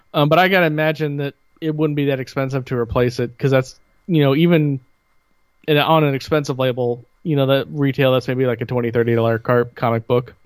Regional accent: Bloomington, United States; growing up in Bloomington

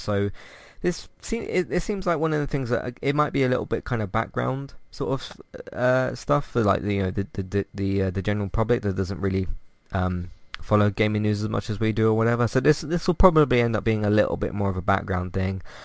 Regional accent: London, United Kingdom; I just say London

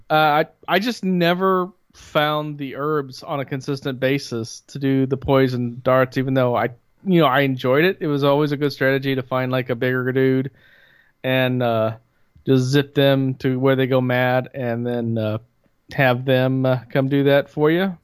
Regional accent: Bloomington, United States; growing up in Bloomington

